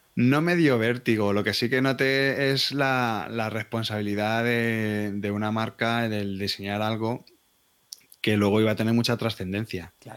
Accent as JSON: {"language": "Spanish", "town": "Madrid", "region": "Community of Madrid", "country": "Spain", "said": "Soy de Madrid"}